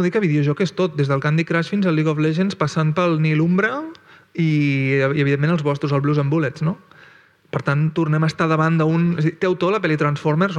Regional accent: Barcelona, Catalonia, Spain; jo vaig créixer, créixer en una jugateria de Barcelona

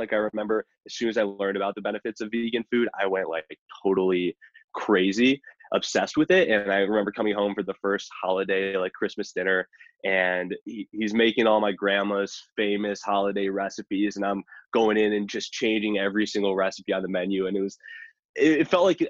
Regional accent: Chicago, Illinois, United States; also born or lived in Boulder, Colorado; I live in the Midwest, or I'm from the Midwest. So from the Chicago area

